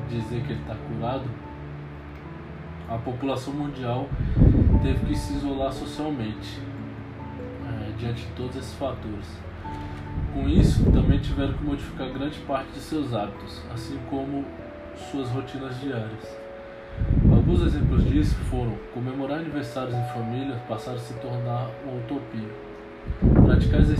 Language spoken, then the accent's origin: Portuguese; Brasília, Federal District, Brazil; tenho 29 anos, sou natural de Brasília, solteiro, bacharel em educação física